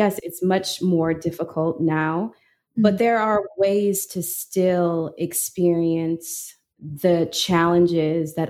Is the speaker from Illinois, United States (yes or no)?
yes; Peoria, Illinois, United States; moved away; a girl from Peoria